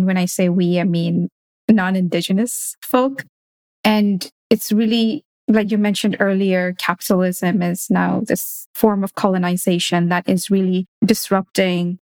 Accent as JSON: {"language": "English", "country": "Kenya", "tie": "born or raised there", "said": "when I was growing up in Kenya"}